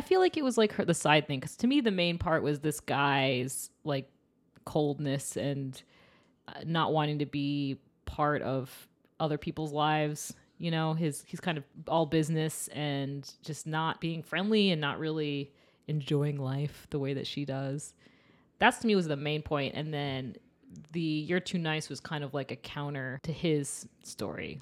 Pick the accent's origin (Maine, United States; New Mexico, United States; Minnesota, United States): Maine, United States; I'm from Maine, so it's very cold and dark